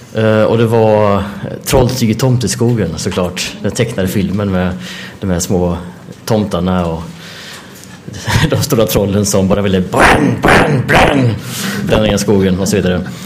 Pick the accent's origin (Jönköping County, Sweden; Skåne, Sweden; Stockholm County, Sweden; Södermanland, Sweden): Jönköping County, Sweden; Jönköping; jag är uppvuxen i Jönköping